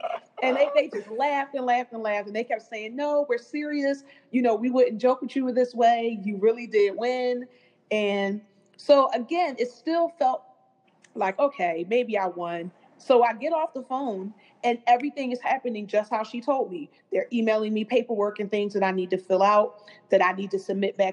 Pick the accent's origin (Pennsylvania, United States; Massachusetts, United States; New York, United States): Pennsylvania, United States; Philadelphia; I was originally from West Philadelphia